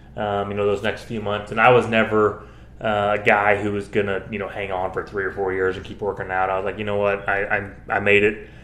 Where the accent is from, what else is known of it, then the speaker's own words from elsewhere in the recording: Kansas City, United States; growing up in Kansas City